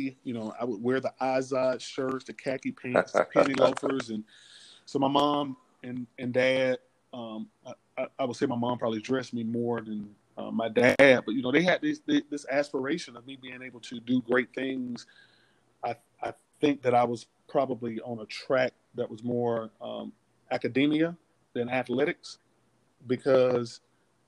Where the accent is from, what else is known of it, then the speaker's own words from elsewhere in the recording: Atlanta, Georgia, United States; I grew up in Northwest Atlanta, which is known as Bankhead, the Bankhead community